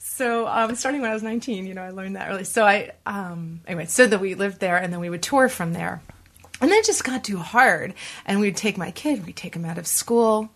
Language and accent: English; Boston, Massachusetts, United States; now in New York, United States; I grew up in Boston